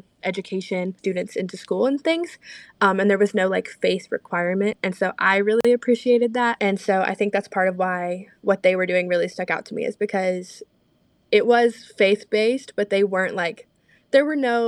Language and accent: English; Lincolnton, North Carolina, United States; I'm from Lincolnton, North Carolina, so Lake Norman area